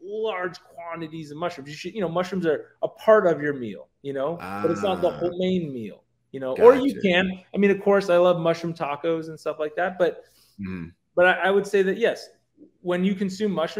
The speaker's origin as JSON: {"language": "English", "area": "San Francisco Bay Area", "region": "California", "country": "United States", "tie": "born or raised there", "said": "I grew up in the San Francisco Bay Area, too"}